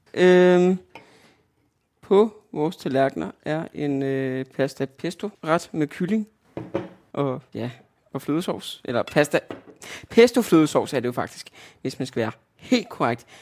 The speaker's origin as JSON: {"language": "Danish", "town": "Albertslund", "region": "Capital Region of Denmark", "country": "Denmark", "also_born_or_lived": "Østerbro, Copenhagen", "moved": "as an adult", "lives_now": "Copenhagen, Denmark", "said": "Oprindeligt er jeg fra Albertslund"}